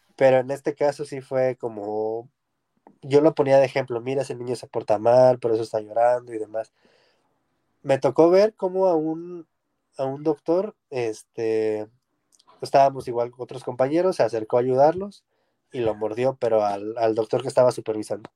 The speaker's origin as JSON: {"language": "Spanish", "country": "Mexico"}